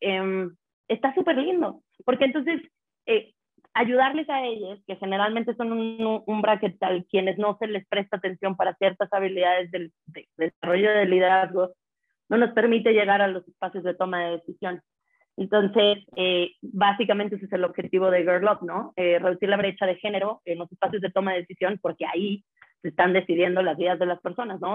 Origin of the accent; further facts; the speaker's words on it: San Luis Potosí, Mexico; moved away as an adult; also born or lived in Puebla; soy de San Luis Potosí